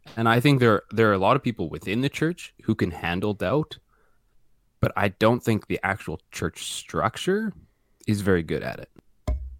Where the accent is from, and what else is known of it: Canada